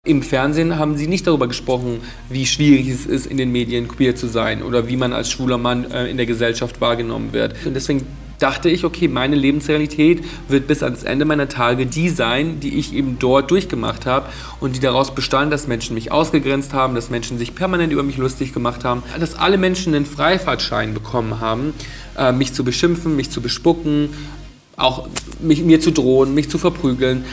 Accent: Bad Reichenhall, Bavaria, Germany; now in Berlin, Germany; meine Jugend in Bad Reichenhall zu Hause

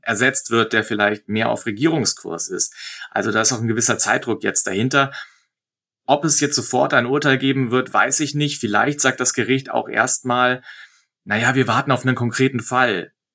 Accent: Germany; now in Israel; bei uns in Deutschland

